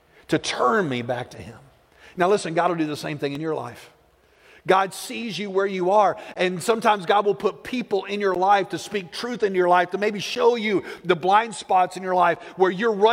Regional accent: Plainview, United States; I grew up in Plainview

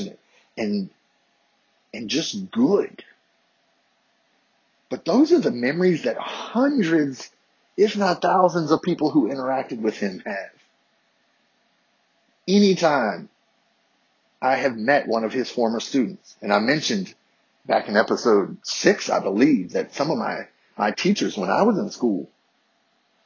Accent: Harrisonburg, Virginia, United States; I grew up in Harrisonburg, Virginia

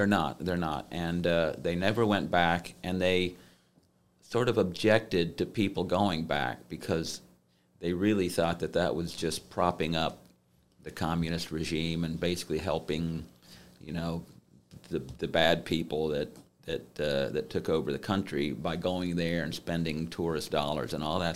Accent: Gainesville, Florida, United States; moved away as an adult; now in Columbus, United States; I grew up mostly in Gainesville, Florida

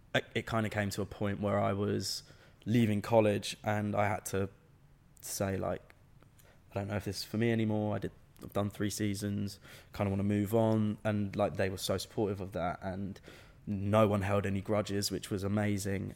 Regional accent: England, United Kingdom; I was the only English man, or only English person on the set playing Scottish

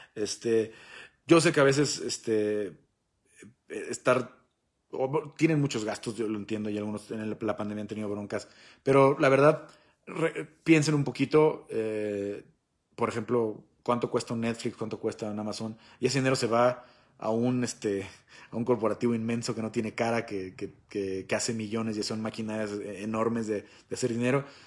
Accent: Mexico; soy mexicano

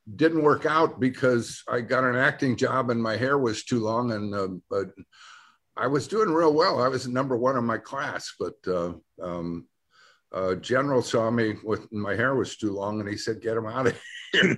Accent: Detroit, Michigan, United States; moved away; also born or lived in California; I come from Detroit

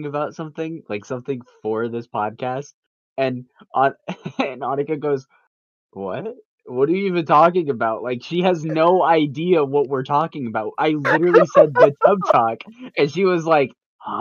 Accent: Michigan, United States; I am 16 years old. I'm from Michigan

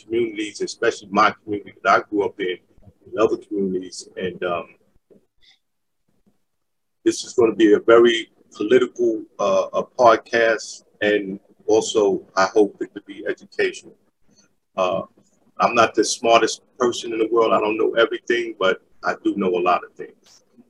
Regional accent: New York City, New York, United States; We grew up together in Queensbridge

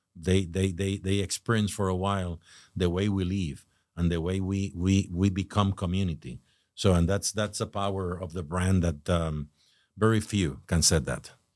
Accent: Puerto Rico; moved away as an adult; now in Jupiter, United States; I was born in Puerto Rico

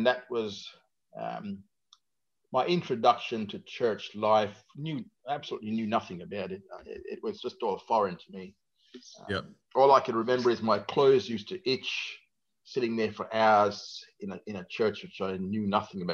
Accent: Jamaica; now in Australia; I am from Jamaica, born in Jamaica

